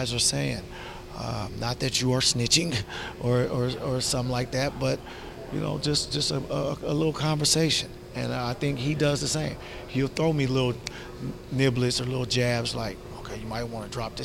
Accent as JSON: {"language": "English", "town": "Seattle", "region": "Washington", "country": "United States", "tie": "born or raised there", "said": "growing up in Seattle, a guy like Doug Christie from the neighborhood came back and kind of mentored everybody"}